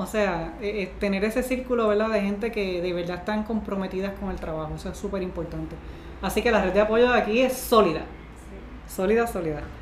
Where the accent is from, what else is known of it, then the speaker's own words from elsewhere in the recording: Puerto Rico; nos identificamos con él como boricua